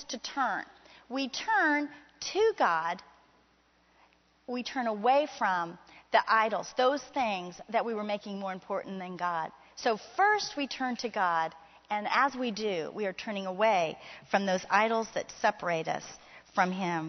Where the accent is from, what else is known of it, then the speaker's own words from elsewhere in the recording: Miami, Florida, United States; I grew up in Miami, Florida